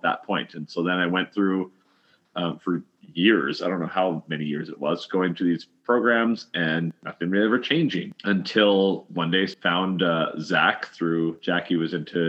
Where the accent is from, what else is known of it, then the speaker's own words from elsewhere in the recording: Canada; We're from Canada